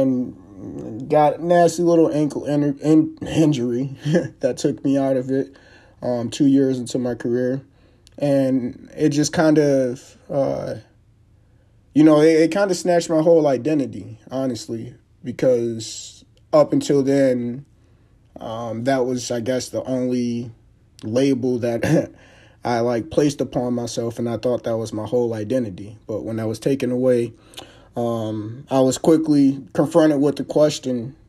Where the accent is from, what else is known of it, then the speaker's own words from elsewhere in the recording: Highland Park, Michigan, United States; also born or lived in Detroit; Born and raised in Detroit for most of my life, Highland Park to be specific